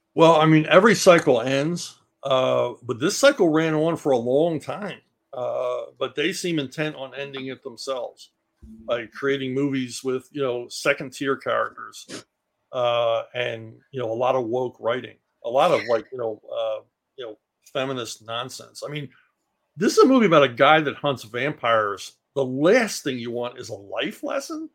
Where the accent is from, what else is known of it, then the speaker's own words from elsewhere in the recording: Philadelphia, Pennsylvania, United States; I grew up in Philly